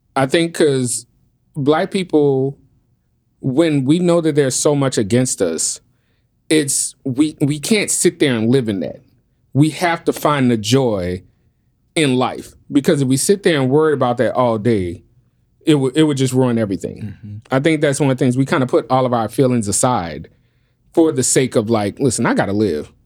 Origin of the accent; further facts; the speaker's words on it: New Orleans, Louisiana, United States; But I'm born and raised in New Orleans